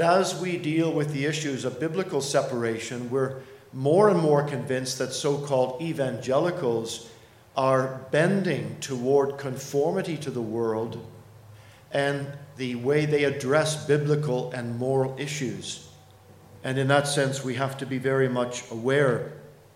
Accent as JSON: {"language": "English", "country": "Canada", "said": "as a Canadian, one who ministers in Toronto"}